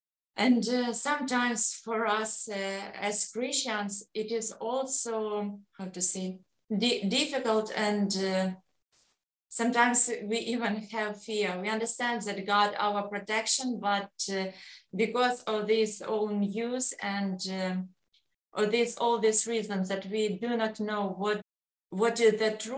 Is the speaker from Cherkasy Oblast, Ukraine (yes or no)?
yes; Cherkasy, Cherkasy Oblast, Ukraine; English is a second language; Yes, I am from Ukraine. It's Cherkasy. Cherkasy, it is in the center of Ukraine.